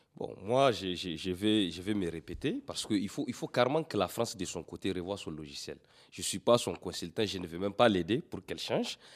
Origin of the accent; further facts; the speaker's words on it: Niger; Nous sommes des Nigériens